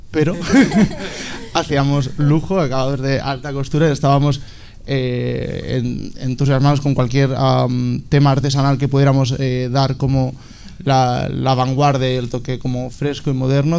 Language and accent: Spanish; Alicante, Valencian Community, Spain; moved away; also born or lived in Barcelona; soy alicantino, tengo 27 años, eh, vine a Barcelona a estudiar moda